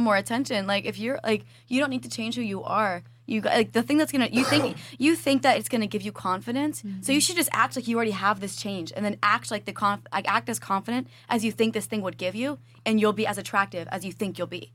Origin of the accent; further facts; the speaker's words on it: Virginia, United States; now in Miami, United States; I'm from Virginia originally, and I grew up from a like, pretty like like well off family.